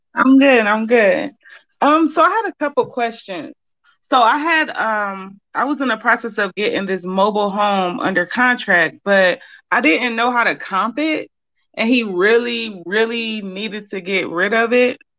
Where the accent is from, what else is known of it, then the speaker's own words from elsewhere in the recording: Cleveland, Ohio, United States; I'm actually from Cleveland, Ohio